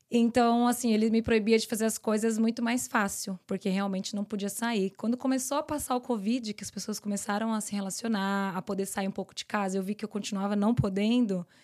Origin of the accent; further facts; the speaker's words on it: São Paulo, Brazil; moved away; São Paulo. São Paulo.